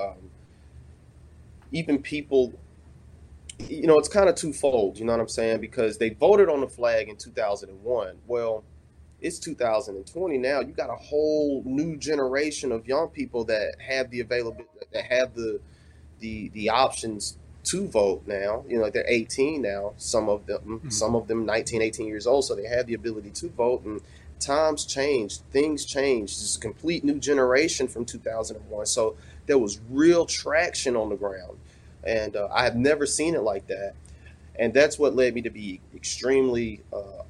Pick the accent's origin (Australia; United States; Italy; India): United States; the South; now in Mississippi, United States; I grew up in the South